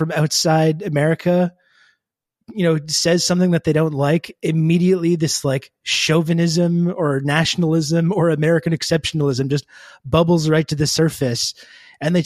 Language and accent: English; Canada; I am actually Canadian